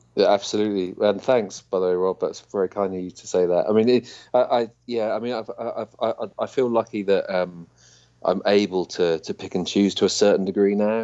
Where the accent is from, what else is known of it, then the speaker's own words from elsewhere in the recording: United Kingdom; being British